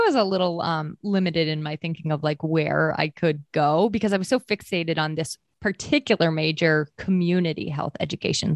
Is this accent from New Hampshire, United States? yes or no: yes; New Hampshire, United States; also born or lived in Maine; I actually was born and raised in Maine for, like, the first nine years of my life, and then we moved to New Hampshire after that.